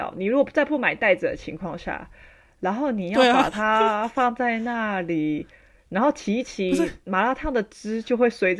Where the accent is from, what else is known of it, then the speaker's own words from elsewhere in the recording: Taiwan; 我是台湾人